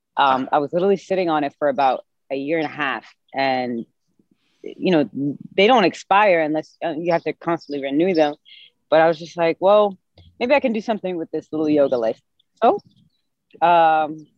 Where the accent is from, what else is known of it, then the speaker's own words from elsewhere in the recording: Sharjah, United Arab Emirates; moved away as an adult; now in Washington, D.C., United States; I was born and raised in Sharjah, UAE, which is right next to Dubai, maybe 10 minutes away from there. So I moved to America in 2008